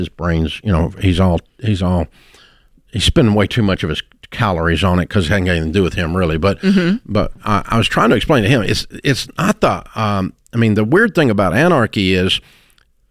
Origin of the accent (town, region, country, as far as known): United States